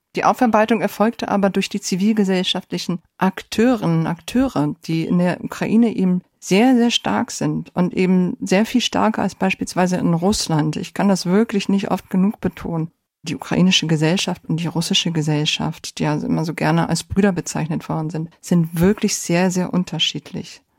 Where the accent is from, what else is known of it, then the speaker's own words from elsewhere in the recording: Germany; also born or lived in Poland; Ich bin gebürtig aus Polen und im Alter von acht Jahren äh, sind meine Familie und ich nach Deutschland emigriert